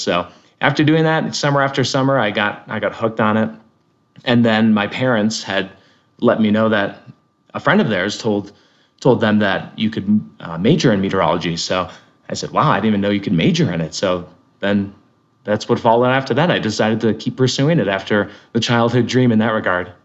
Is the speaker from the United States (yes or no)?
yes; Connecticut, United States; moved away as an adult; also born or lived in Lyndonville, Vermont; where I grew up in Connecticut.